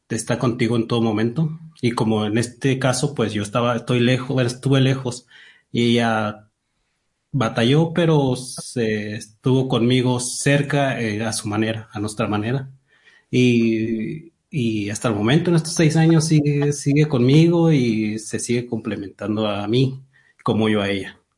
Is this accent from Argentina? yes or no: no; Mexico; por lo mismo de la parte que soy de México